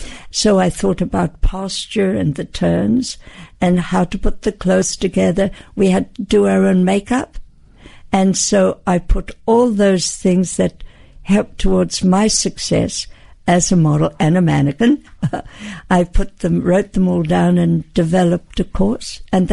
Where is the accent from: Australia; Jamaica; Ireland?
Australia; And I said, no, I come from Australia.